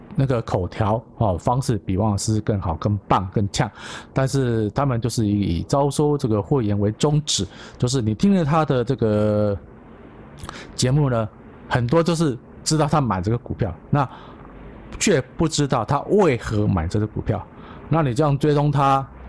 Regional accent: Taiwan; 我是台湾人

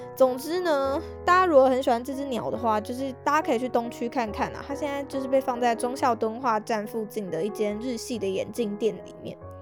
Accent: Taipei, Taiwan; 身为土生土长的台北人

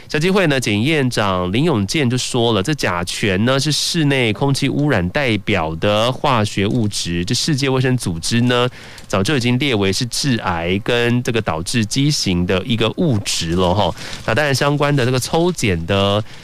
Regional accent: Taiwan; 只有我们台湾人呢，果然最爱的日本的市场

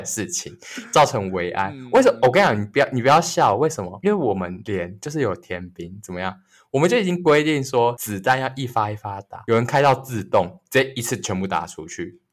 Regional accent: northern Taiwan, Taiwan; 我们是北部人嘛，然后我们到台中去当兵

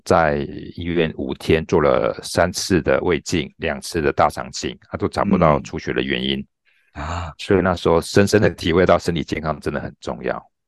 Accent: Taichung, Taiwan; also born or lived in Tianwei, Changhua; 从小是出生在彰化田尾小，诶，乡下地方。那嗯。从小到大就一直生，居住在台中市跟台中县啊。那从小就是从国小，就清水国小，清水国中、台中二中，到台北学院药学系啊。那嘉义大学一年毕业

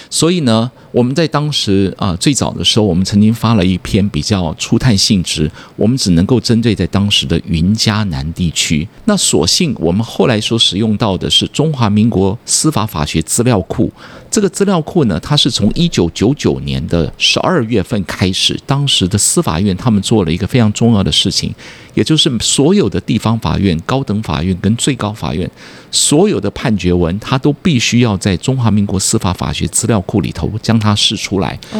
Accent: southern Taiwan, Taiwan; also born or lived in United States; 小时候在南部长大

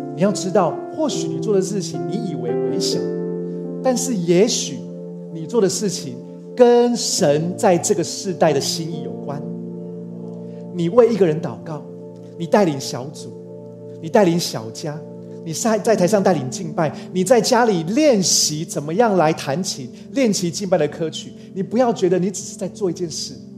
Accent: Taiwan; also born or lived in Chiayi; 终于可以放假回来台湾

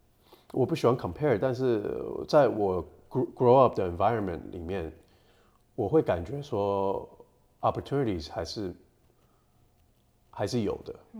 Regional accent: United States; also born or lived in Taiwan; 我是在美国长大的，

